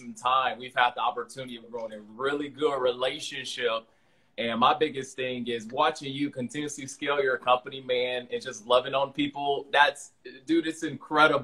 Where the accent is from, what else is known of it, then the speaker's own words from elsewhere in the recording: Miami, Florida, United States; I'm from Miami originally, man. Growing up, that was amazing